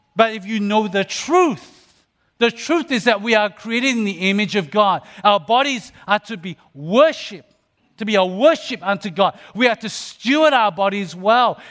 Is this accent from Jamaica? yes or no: no; Australia; when I was a young person growing up in Australia